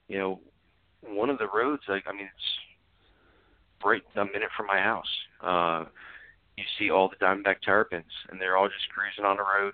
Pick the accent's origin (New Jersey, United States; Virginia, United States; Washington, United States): New Jersey, United States; Middlesex County; moved away; I grew up in Middlesex County